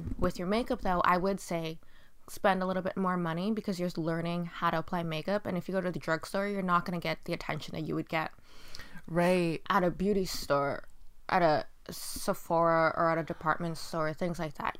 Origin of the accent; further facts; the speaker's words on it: United States; because I'm an American that I would just use like American products and everything, but my ethnicity is Asian